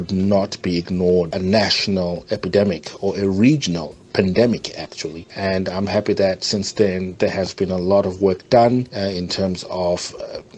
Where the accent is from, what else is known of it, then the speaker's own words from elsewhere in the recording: Leicester, East Midlands, United Kingdom; I'm from Leicester.